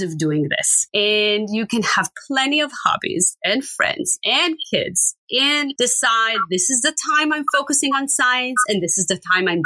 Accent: Israel; I grew up in Israel and it's very common in Israel to travel

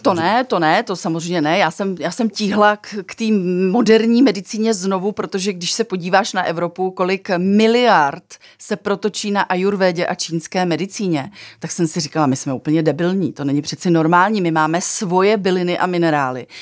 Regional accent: Czechia

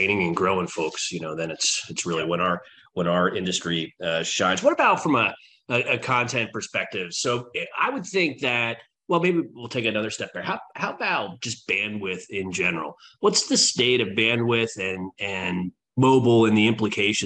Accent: United States; I am an American

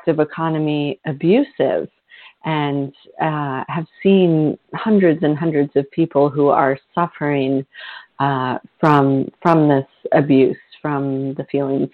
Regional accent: Vermont, United States; my home state of Vermont, where I grew up.

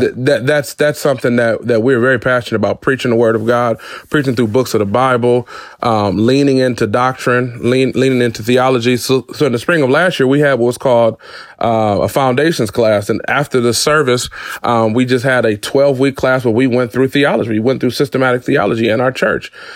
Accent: Detroit, Michigan, United States; I was born and raised in Detroit, Michigan

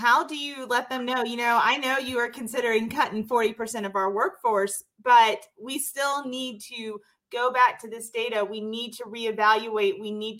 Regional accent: Mississippi, United States; I'm from Mississippi. We breathe politics and religion.

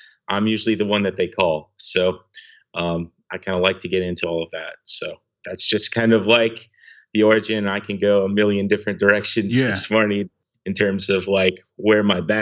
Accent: Granite Falls, Minnesota, United States; moved away as an adult; now in Seattle, United States; I am originally from Granite Falls, Minnesota, really small town in southwestern Minnesota

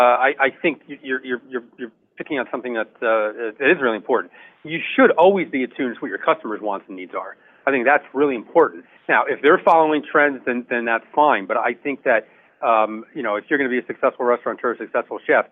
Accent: New Jersey, United States; I'm from New Jersey

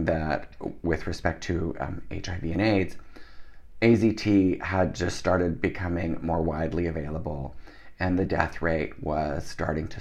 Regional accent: Canada; also born or lived in Netherlands; I was born in Holland. My parents moved to Canada when I was a small child.

